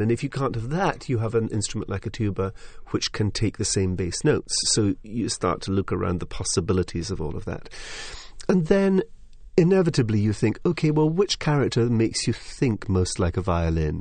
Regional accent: Highlands of Scotland, United Kingdom; I come from the Highlands of Scotland, where I'm used to a Cayley tradition. I'm used to people sitting in the front room making music. I was brought up with a piano in the room.

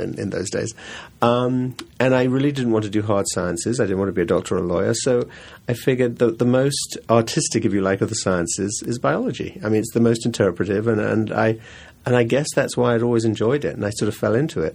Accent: England, United Kingdom; now in New York, United States; I grew up in England and New York. My folks moved to New York, but I was sent to school in England.

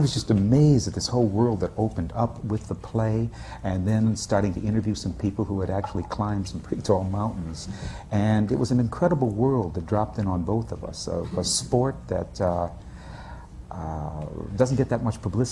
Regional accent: Minnesota, United States; moved away as an adult; also born or lived in New York; I'm from Minnesota, and I had acted for about 4 years there before coming to New York.

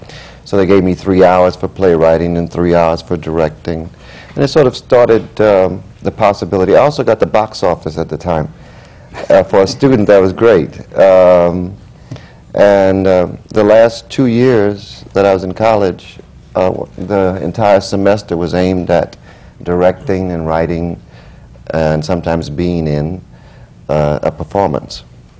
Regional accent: New Orleans, Louisiana, United States; I went to Xavier University in New Orleans. I was born and raised in New Orleans.

